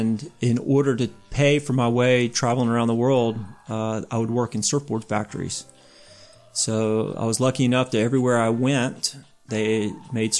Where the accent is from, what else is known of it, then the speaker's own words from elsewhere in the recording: South Carolina, United States; I grew up in South Carolina, of all places